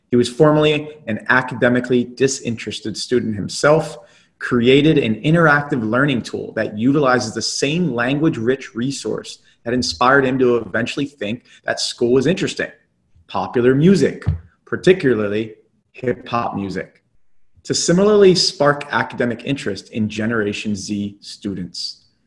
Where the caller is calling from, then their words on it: Tampa, Florida, United States; So I'm calling in from Tampa.